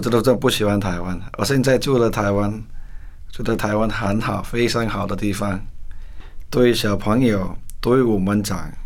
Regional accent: Kolkata, West Bengal, India; moved away as an adult; now in Taiwan; 我是扎克达那边出生长大的。我差不多二十，住在这二十五年，嗯。在这扎克达

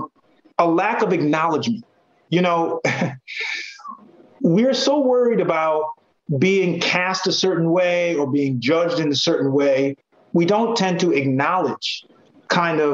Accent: Connecticut, United States; even though I grew up in Connecticut, my grandparents are from the South

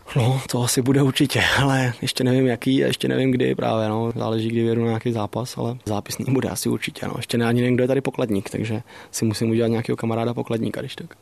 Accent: Czechia; Jako samozřejmě jsme Češi

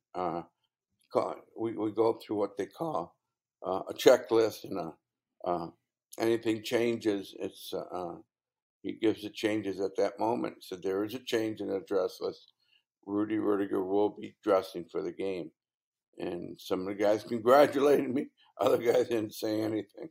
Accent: Indiana, United States; moved away; I'm from Indiana.

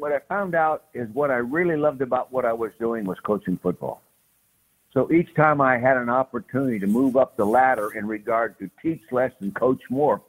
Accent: Calistoga, California, United States; born there; So that's where it all started. Calistoga, California, Napa Valley, wine country

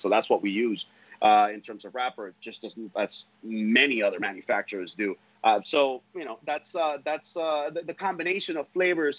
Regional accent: Honduras; now in United States; I am from Honduras. My my family lives over there

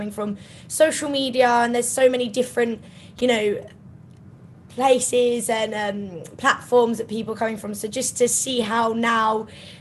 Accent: Kent, South East England, United Kingdom; I grew up in Kent, so it's about an hour and a half outside of London

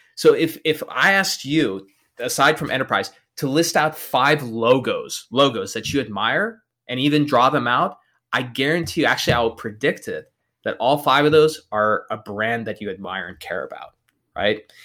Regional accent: El Paso, Texas, United States; I'm born and raised in El Paso, Texas

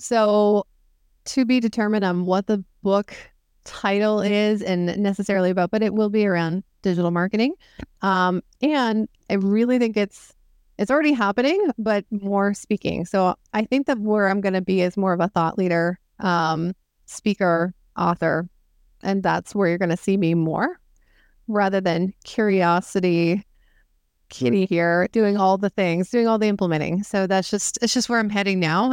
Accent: Northern Maine, United States; I'm from Northern Maine

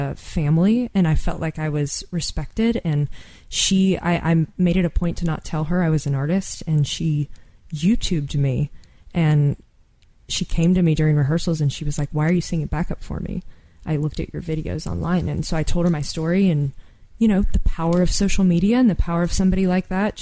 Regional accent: Kentucky, United States; moved away as an adult; I looked at apartments in Kentucky, in my hometown

